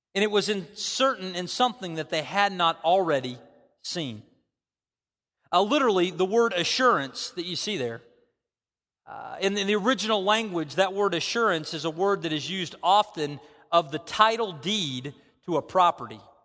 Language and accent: English; United States; I, I grew up in America, you know, I, I, I grew up in very close to these parts